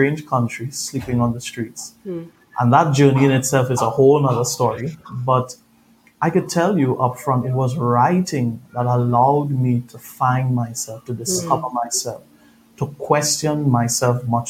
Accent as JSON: {"language": "English", "country": "Trinidad & Tobago", "moved": "yes", "said": "If you hear my accent, I'm originally from Trinidad, Caribbean boy."}